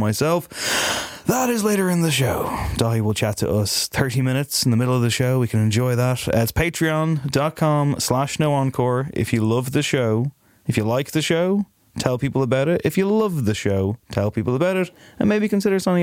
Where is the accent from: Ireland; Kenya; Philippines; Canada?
Ireland; as an Irishman